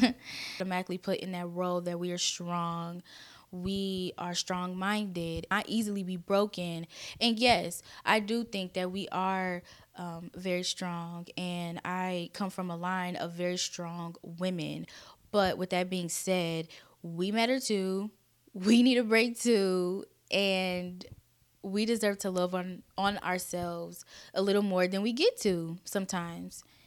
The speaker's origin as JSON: {"language": "English", "town": "Kansas City", "country": "United States", "tie": "born or raised there", "said": "I was born and raised in Kansas City"}